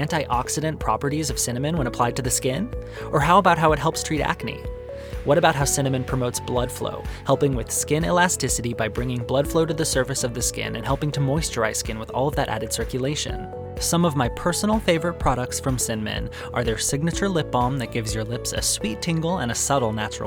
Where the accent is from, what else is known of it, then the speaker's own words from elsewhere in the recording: Arizona, United States; One of the best things about growing up in Arizona is that there's incredible Mexican food on every street corner.